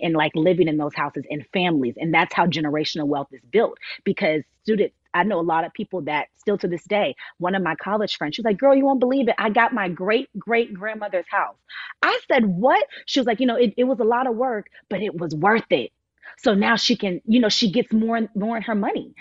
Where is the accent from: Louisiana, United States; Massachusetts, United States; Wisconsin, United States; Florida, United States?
Florida, United States; Miami; I was born and raised in Miami, Florida, but I was adopted.